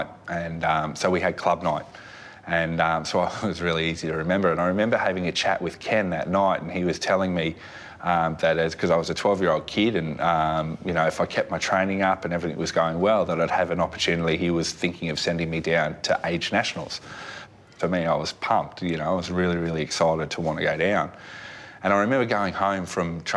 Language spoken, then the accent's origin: English; North Queensland, Australia; also born or lived in Redcliffe, Queensland; we grew up in North Queensland, so it was an environment where if you weren't in the pool, you're in a creek